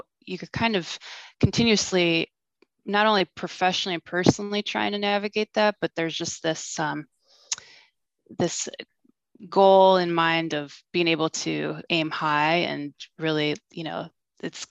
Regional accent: Ohio, United States; moved away as an adult; also born or lived in New York City; I grew up in Ohio and ended up pursuing my undergrad in New York

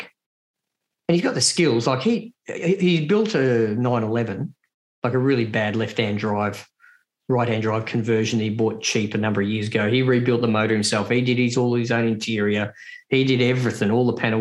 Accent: Australia; Andy and I, right, from Australia

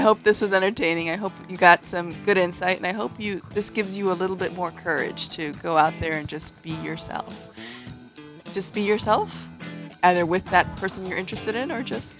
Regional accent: New York City, New York, United States; I grew up in New York City

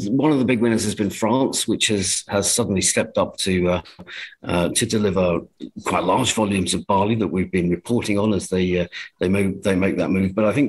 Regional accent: England, United Kingdom; as an Englishman

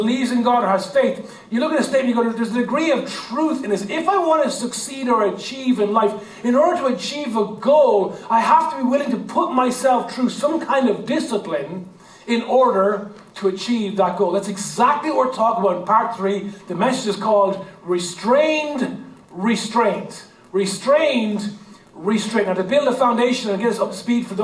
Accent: Ireland; our Irish heritage and our Irish culture

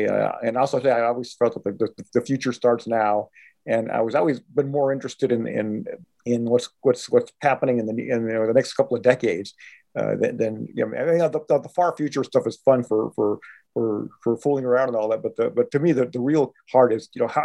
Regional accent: Los Angeles, California, United States; I was born in East LA. My first years were spent on Barney Beach Place in East Place, you know, right next to Whittier Boulevard

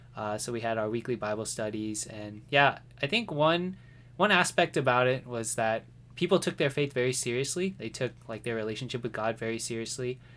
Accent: White Settlement, Texas, United States; also born or lived in Fort Worth, Texas; I was born in Fort Worth, Texas, um, but I actually grew up in a place called White Settlement.

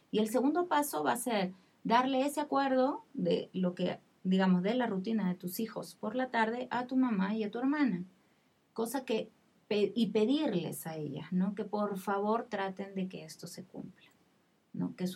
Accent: Peru; yo digo, bueno, soy peruana y por ahí eh, puedo decir las cosas

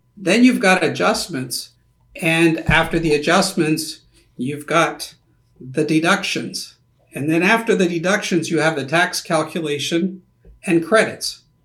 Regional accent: Canada; now in United States; being also a Canadian

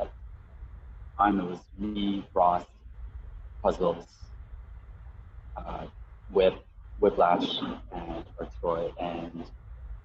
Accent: Mississauga, Ontario, Canada; moved away as an adult; also born or lived in Toronto / Hamilton; now in New Brunswick, Canada; I was born in Toronto and then I lived in Mississauga for like about 10, and then moved to Hamilton, around 88, and then from there, and then I moved to Toronto around like, I think it was like 98, I moved to Toronto, and was there

